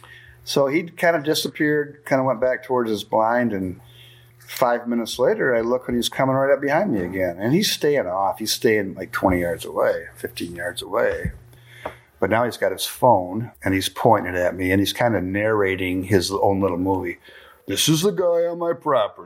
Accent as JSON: {"language": "English", "town": "Grand Haven", "region": "Michigan", "country": "United States", "said": "I said, Grand Haven"}